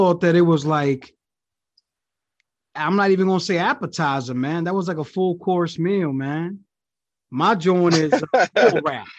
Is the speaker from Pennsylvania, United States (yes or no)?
no; New York, United States; I'm from New York